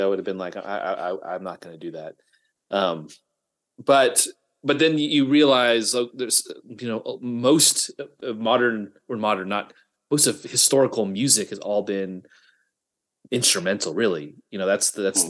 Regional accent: Midland, Texas, United States; my hometown, Midland, Texas

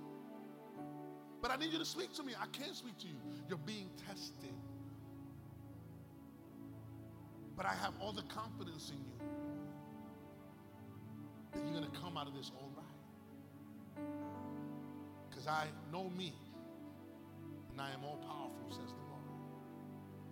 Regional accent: New York City, New York, United States; I'm from New York. I'm from the South Bronx. My era, you graduated. I went to Taft High School

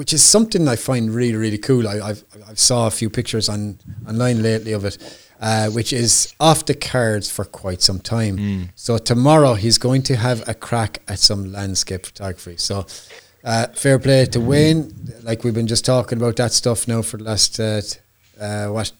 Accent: Ireland; I'm Irish

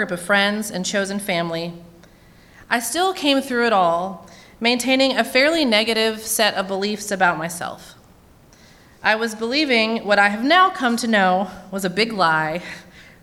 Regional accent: Williamson County, Tennessee, United States; moved away as an adult; also born or lived in Murfreesboro, Tennessee; now in Nashville, United States; I grew up in Williamson County and have lived in Nashville now for many years

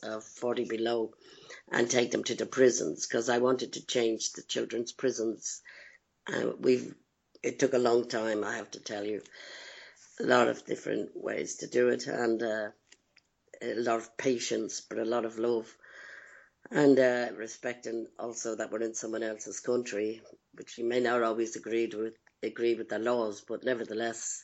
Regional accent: Dublin, Leinster, Ireland; moved away; Growing up in Dublin, in my childhood, my background is one of pain and betrayal

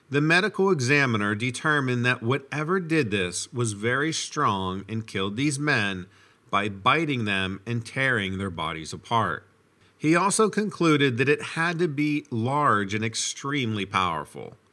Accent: New York, United States; I was born in New York City and lived there until I was about 10 years old. My family moved to the South Shore of Long Island, New York, and I grew up there.

